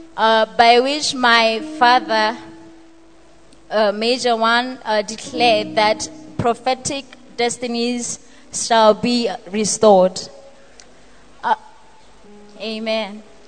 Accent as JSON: {"language": "English", "country": "Botswana", "said": "I am from Botswana."}